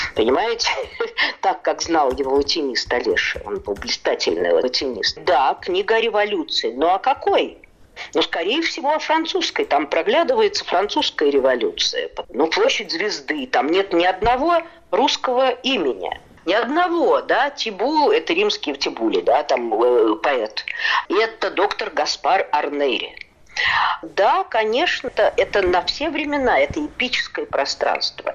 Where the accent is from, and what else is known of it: Saratov, Saratov Oblast, Russia; born or raised there